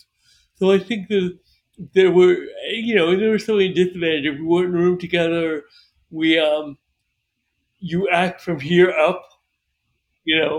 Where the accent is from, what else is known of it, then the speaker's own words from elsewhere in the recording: New York, United States; moved away; also born or lived in Florida; I was from New York, moved to Florida